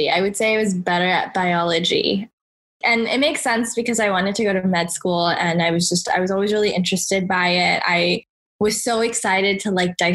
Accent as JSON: {"language": "English", "town": "Los Angeles", "region": "California", "country": "United States", "tie": "born or raised there", "said": "I was born and raised in Southern California in Los Angeles"}